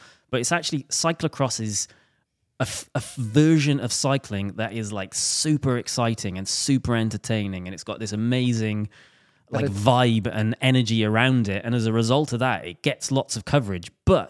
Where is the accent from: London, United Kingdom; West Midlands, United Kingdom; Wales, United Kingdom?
Wales, United Kingdom; Because it's Team Wales, I'm drawn to it being Welsh.